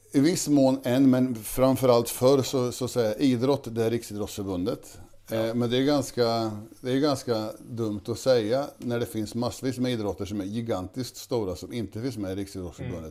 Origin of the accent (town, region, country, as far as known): Kisa, Östergötland, Sweden; born or raised there